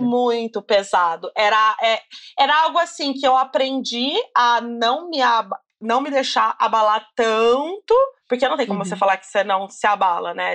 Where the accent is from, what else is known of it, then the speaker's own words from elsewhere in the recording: Campinas, São Paulo, Brazil; eu sou de Campinas